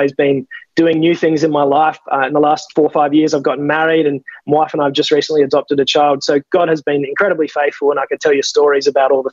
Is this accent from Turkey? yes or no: no; Adelaide Hills, South Australia, Australia; I'm just a mere humble country lad. I come from the Adelaide Hills. I was raised by very godly parents